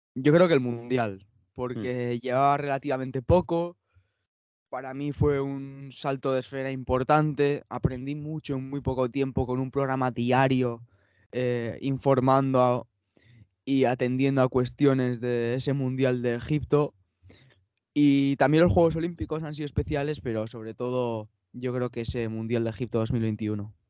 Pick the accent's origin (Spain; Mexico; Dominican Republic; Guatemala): Spain; Irún, Basque Country; soy un chico de, de Irún, de 18 años